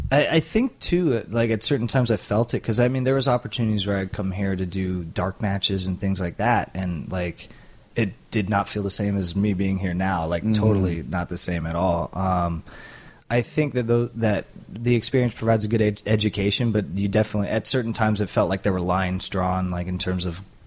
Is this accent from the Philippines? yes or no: yes; Philippines; even though he's Japanese and I'm Filipino.